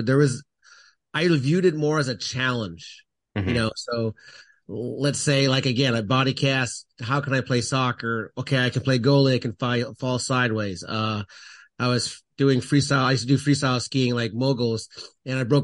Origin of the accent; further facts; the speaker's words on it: Canada; I'm originally from Canada